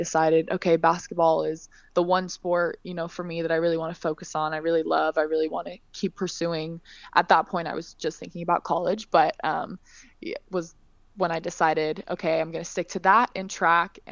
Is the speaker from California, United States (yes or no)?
yes; California, United States; accent: California; moved away as an adult; also born or lived in Edinburgh, Scotland; now in Leicester, United Kingdom; I grew up in California, but I was born in Scotland. I was born in Edinburgh.